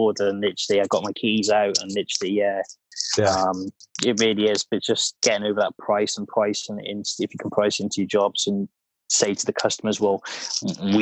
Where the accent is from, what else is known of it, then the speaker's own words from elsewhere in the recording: Wales, United Kingdom; accent: Welsh twang; my Welsh twang